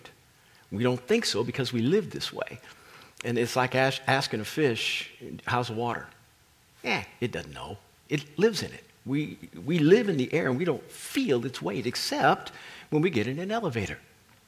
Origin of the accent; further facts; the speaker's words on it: Kansas, United States; I grew up in Kansas, that's Tornado Alley